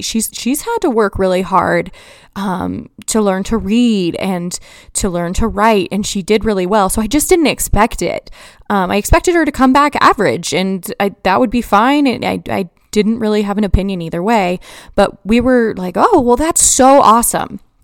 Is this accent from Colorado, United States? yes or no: yes; Colorado, United States; I grew up in Colorado and I was in, like, third grade when Columbine happened